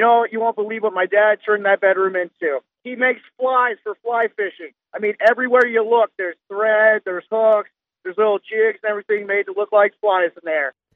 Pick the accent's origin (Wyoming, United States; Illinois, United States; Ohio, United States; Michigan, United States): Wyoming, United States; moved away; I'm originally from Wyoming, and I go back there, you know, for holidays